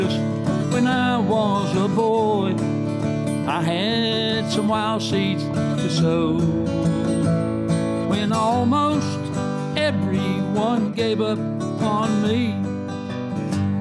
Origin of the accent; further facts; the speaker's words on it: Boone County, West Virginia, United States; Living back in the coal fields, I was raised in Boone County, West Virginia, and I'm 78 years old